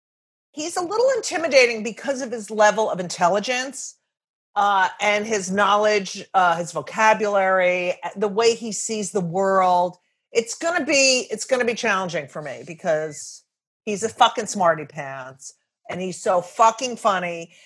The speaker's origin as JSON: {"language": "English", "town": "Clark", "region": "New Jersey", "country": "United States", "tie": "born or raised there", "said": "I am also from New Jersey."}